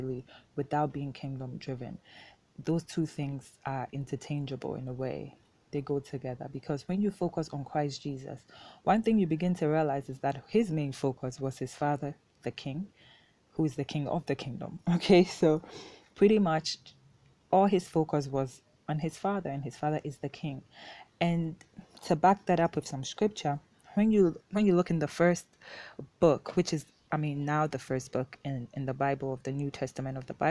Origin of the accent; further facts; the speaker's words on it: Ghana; first language Twi; English is a second language; my native tongue of Twi here in Ghana